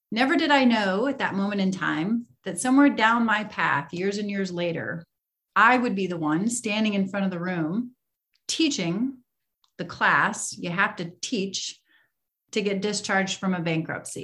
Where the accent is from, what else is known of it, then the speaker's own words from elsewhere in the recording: Iowa, United States; I grew up in Iowa, middle of the country here in the United States